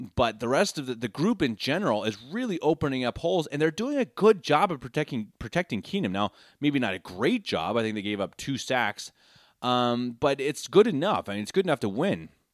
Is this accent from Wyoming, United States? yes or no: no; Denver, Colorado, United States; moved away as an adult; now in Munich, Germany; born and raised in Denver, Colorado, lifelong Broncos fan.